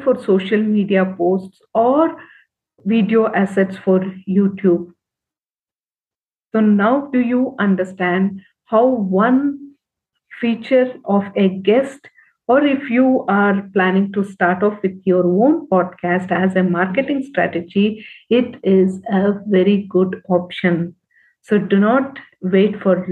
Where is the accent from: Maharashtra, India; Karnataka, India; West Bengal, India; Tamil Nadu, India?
Karnataka, India; Bangalore; I am from Bangalore